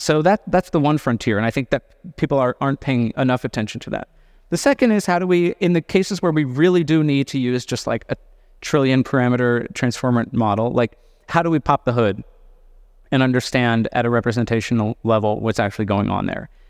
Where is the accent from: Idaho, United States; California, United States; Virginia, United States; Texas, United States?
California, United States; I say this also as a Californian